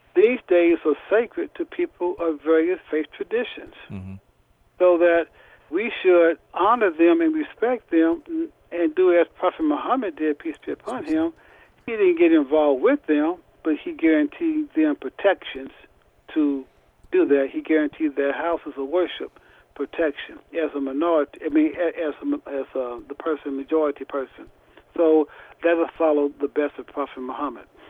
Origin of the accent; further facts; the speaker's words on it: Indianapolis, Indiana, United States; I'm from Indianapolis, Indiana and I'm the imam at the Nur Allah Islamic Center